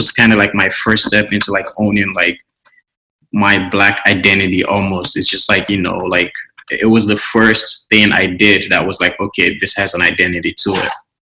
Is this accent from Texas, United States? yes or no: no; Maryland, United States; also born or lived in Los Angeles; now in Berlin, Germany; growing up in America, I guess the way I grew up, like growing up in Maryland